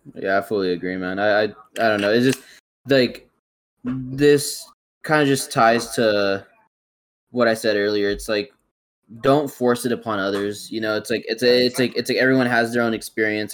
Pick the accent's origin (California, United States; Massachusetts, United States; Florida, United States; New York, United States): California, United States; I was born and raised in California